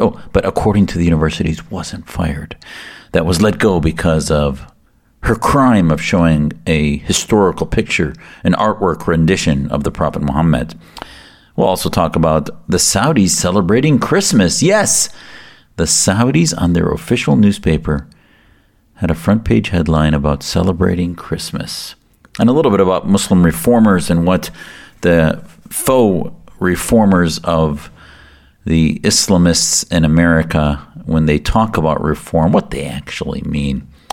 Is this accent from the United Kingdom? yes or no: no; United States; as the son of Syrian immigrants, And as an American whose family came to the U S for religious and political freedom back in the late sixties